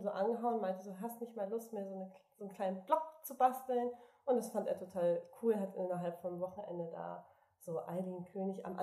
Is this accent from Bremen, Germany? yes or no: yes; Bremen, Germany; born there; now in Hamburg, Germany; Wir sind ja gebürtige Bremer, wollten aber nicht zurück nach Bremen.